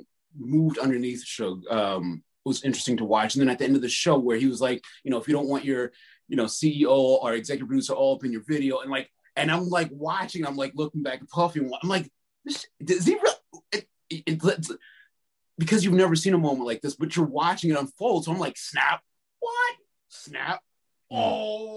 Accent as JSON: {"language": "English", "town": "Somerset", "region": "New Jersey", "country": "United States", "tie": "born or raised there", "said": "I grew up in Somerset, New Jersey."}